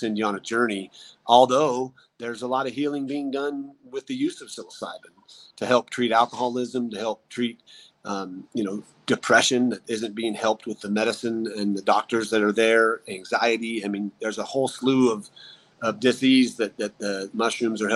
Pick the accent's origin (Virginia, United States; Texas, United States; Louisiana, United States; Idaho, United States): Idaho, United States; moved away; That's a near and dear place to me. That's my home state.